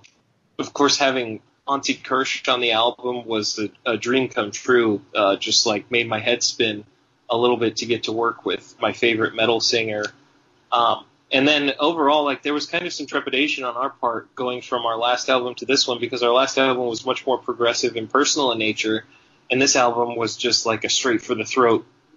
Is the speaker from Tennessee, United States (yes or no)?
yes; Bristol, Tennessee, United States; moved away; also born or lived in Arizona; I grew up partially in Arizona, but I'm from Bristol, Tennessee, so I grew up around a lot of country music